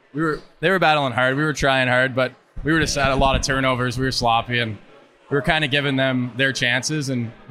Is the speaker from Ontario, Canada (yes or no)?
yes; Ontario, Canada; I'm from Iron Prairie, Ontario, Canada.